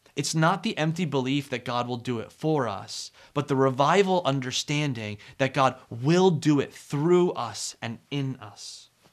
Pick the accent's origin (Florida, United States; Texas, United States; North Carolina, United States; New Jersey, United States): New Jersey, United States; I am from New Jersey